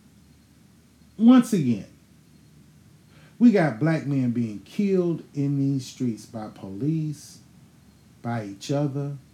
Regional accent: Houston, Texas, United States; I was born in Houston, motherfucking Texas, St. Joseph Hospital, April 30, 1980.

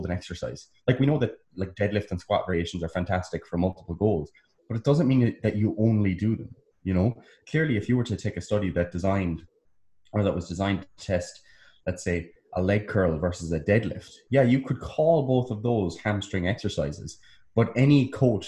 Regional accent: United States; I'm American.

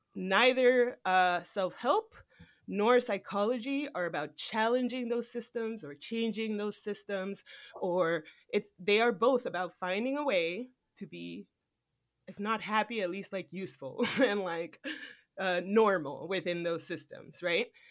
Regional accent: United States; I was born in America

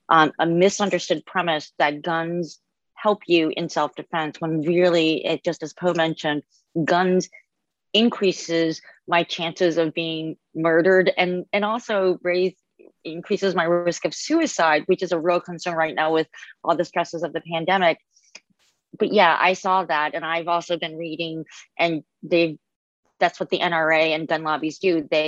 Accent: New Orleans, Louisiana, United States; I grew up in New Orleans and Louisiana where the gun laws are very lax.

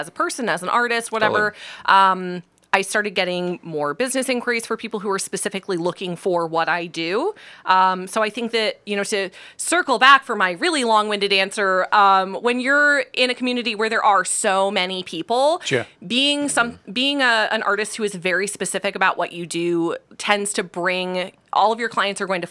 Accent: Alaska, United States; now in Ohio, United States; I'm from Alaska.

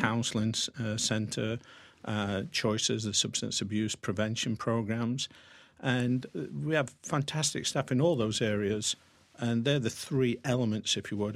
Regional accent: Sherwood Forest, central England, East Midlands, United Kingdom; moved away as an adult; also born or lived in Pennsylvania / Wilmington, Delaware; now in United States; grew up in central part of England in Sherwood Forest

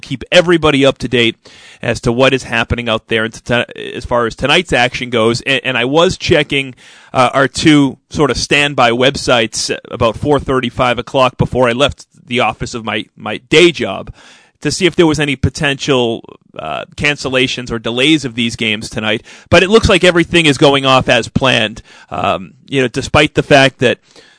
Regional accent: New England, United States; growing up in New England

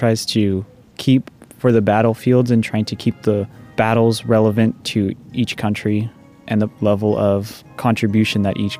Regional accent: Vancouver, British Columbia, Canada; I'm from Vancouver, British Columbia, Canada.

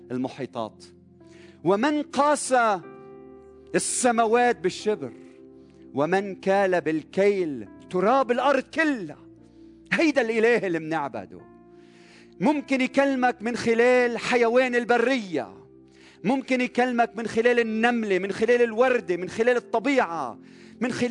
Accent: Lebanon

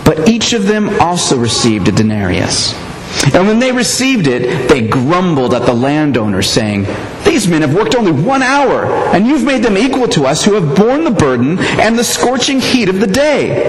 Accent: United States; I'm an American

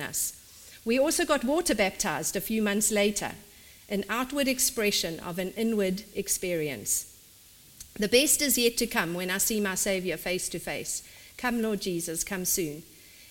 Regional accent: South Africa; In South Africa, we call it a dog collar

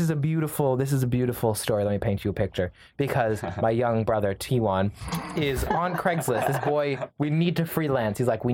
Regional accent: Canada; My wife is from we're from Canada, but my wife is Brazilian.

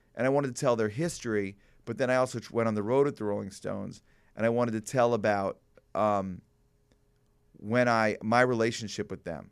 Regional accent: Glencoe, Illinois, United States; as a young person growing up in Glencoe

